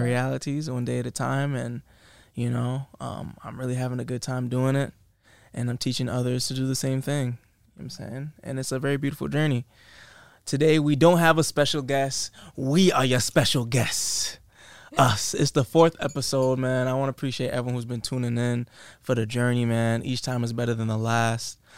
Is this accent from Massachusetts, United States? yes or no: yes; Massachusetts, United States; moved away as an adult; now in Los Angeles, United States; people in my hometown, you know what I'm saying? 508